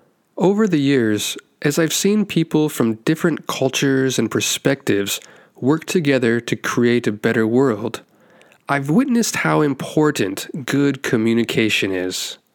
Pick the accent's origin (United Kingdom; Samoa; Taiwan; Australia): Taiwan; also born or lived in United States / Philippines / Bangladesh / India; now in Japan; I'm an American who was born and raised in Taiwan. And now I've lived in 6 countries total. So that includes Taiwan, the US, the Philippines, Bangladesh, India, and now Japan.